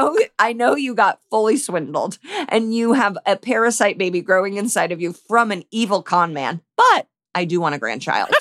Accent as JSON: {"language": "English", "town": "Indianapolis", "region": "Indiana", "country": "United States", "said": "I'm from damn Indianapolis"}